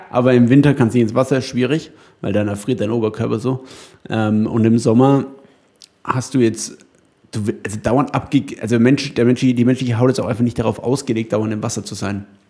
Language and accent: German; Upper Franconia, Bavaria, Germany; in Oberfranken, wo ich herkomme.